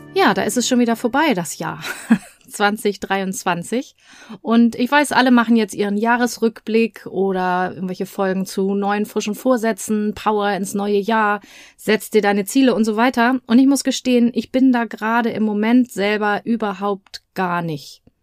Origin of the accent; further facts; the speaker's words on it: Germany; now in Hamburg, Germany; bei uns in Deutschland